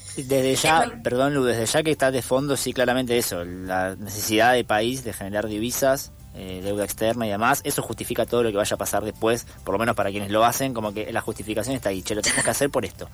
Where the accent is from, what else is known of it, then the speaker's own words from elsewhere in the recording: Argentina; nosotros como sociedad argentina